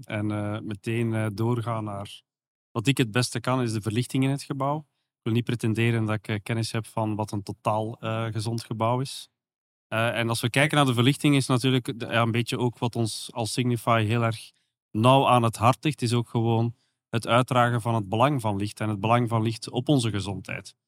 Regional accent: Belgium; accent: soft G; zoals je kan horen aan mijn zachte G

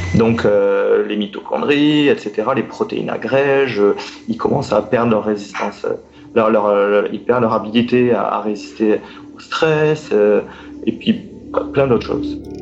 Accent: France; moved away as an adult; also born or lived in Montreal, Quebec, Canada; je suis français

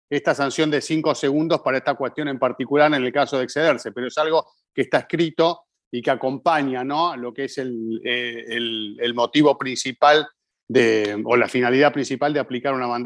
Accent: Colombia; now in Canada; soy de Colombia, residente en Canadá.

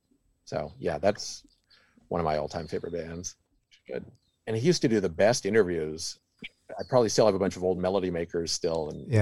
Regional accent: Winnipeg, Manitoba, Canada; also born or lived in England / Belgium / Vancouver; now in Los Angeles, United States; And then back to Canada, where I was from, Winnipeg, and then Vancouver

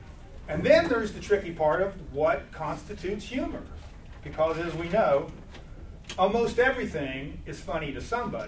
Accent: Clarksburg, West Virginia, United States; I'm from Clarksburg

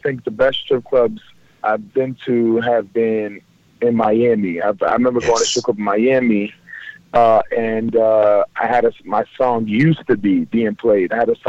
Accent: Kosovo; also born or lived in Libya; A lot of people don't understand, my parents are from Kosovo. I am a refugee. I was born in Africa. I was born in Libya.

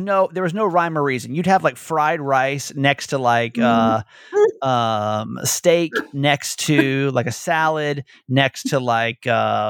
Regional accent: the South, United States; And especially like growing up in the South, man, like all you can eat in buffets, it's like, it's life.

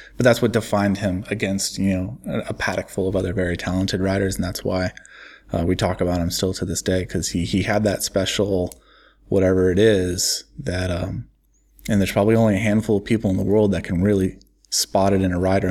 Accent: United States; me as an American running, uh, an American based publication

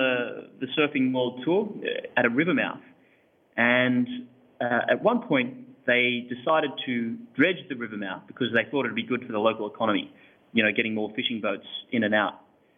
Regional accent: Hawks Nest, New South Wales, Australia; Beautiful little part of the world called Hawk's Nest, a few hours north of Sydney.

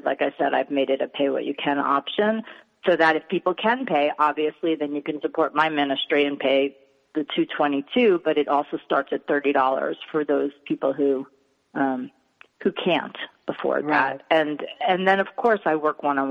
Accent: New York, United States; accent: New York; my New York accent

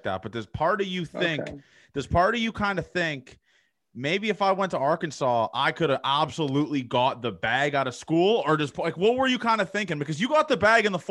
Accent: Toronto, Ontario, Canada; I'm from Toronto

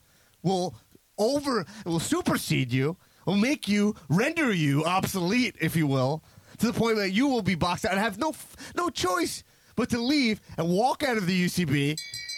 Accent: United States; I'm an American.

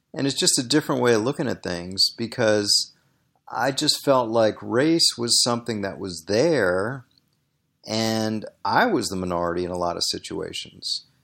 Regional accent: Washington, District of Columbia, United States; I grew up in Washington, D.C.

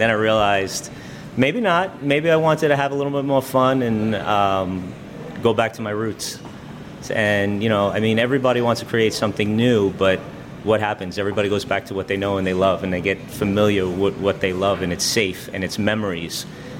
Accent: New York City, New York, United States; I grew up in Staten Island.

